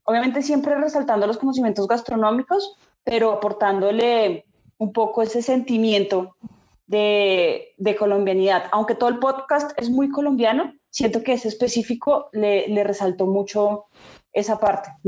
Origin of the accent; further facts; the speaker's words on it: Peru; Yo, yo, siento que el podcast, como en su construcción, es muy peruano, porque el peruano sí siente digamos que nosotros nos sentimos orgullosos de nuestra comida